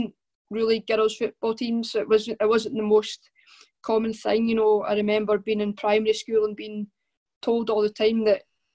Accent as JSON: {"language": "English", "town": "Arbroath", "region": "Scotland", "country": "United Kingdom", "tie": "born or raised there", "also_born_or_lived": "Ninewells, Dundee", "said": "I grew up in Arbroath. All my family are from Arbroath."}